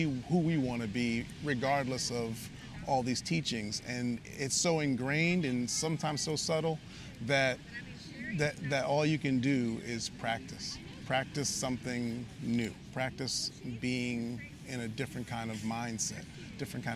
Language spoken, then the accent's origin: English; New York, United States; we're from New York